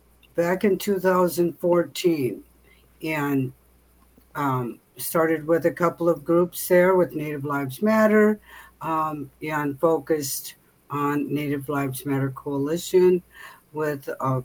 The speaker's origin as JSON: {"language": "English", "area": "Bad River", "region": "Wisconsin", "country": "United States", "also_born_or_lived": "St. Paul, Minnesota", "said": "I'm from Bad River. I'm Bad River Tribal Elder."}